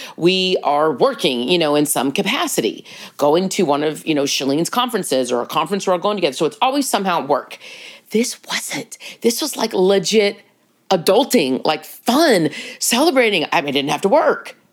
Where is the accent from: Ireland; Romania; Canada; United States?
United States; Texas; being a Texan